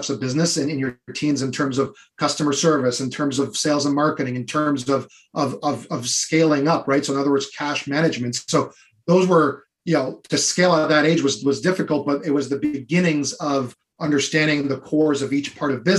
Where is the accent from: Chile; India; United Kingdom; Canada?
Canada; Ottawa, Ontario; in my area when I grew up in Ottawa